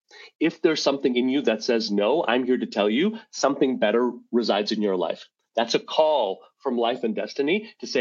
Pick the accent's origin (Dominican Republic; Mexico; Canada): Canada; Montreal, Quebec; moved away as an adult; now in Rochester, United States; I grew up in Montreal, Quebec. I live in Rochester, New York, and I've lived in America since 2006, but I grew up in Montreal